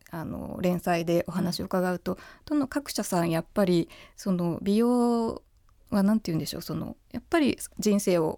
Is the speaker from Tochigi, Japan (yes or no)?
no; Miyakojima, Okinawa, Japan; だって沖縄出身ですから。